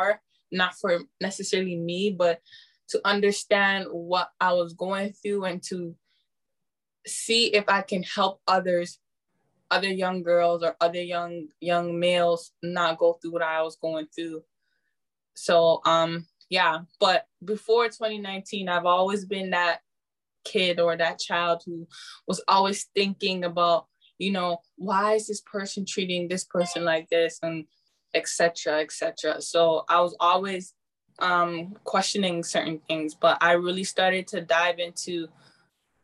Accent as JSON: {"language": "English", "country": "Canada", "tie": "born or raised there", "said": "my parents are Ghanaian, so I'm Ghanaian, but I'm born in Canada."}